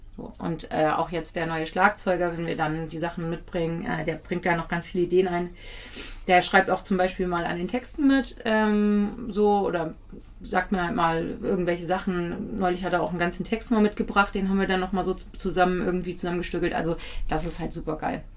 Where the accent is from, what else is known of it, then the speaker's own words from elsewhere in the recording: Kiel, Schleswig-Holstein, Germany; ich bin ja in Kiel geboren